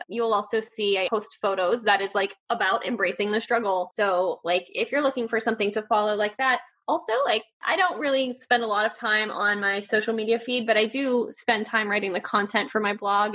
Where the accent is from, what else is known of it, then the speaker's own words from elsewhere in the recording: Northeast, United States; I'm from the Northeast